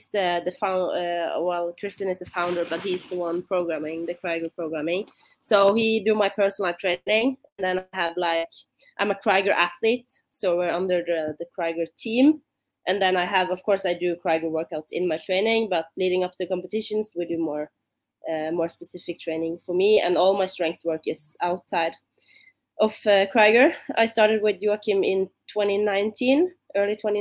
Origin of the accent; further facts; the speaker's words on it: Bergen, Vestland, Norway; English is a second language; moved away as an adult; now in Oslo, Norway; My hometown is Bergen. It's on the other side of the country